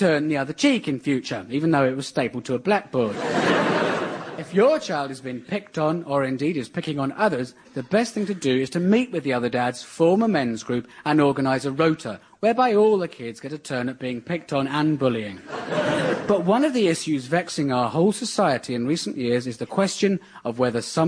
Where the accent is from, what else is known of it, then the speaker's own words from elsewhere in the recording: near Aldershot, South East England, United Kingdom; I grew up near Aldershot, home of the British Army.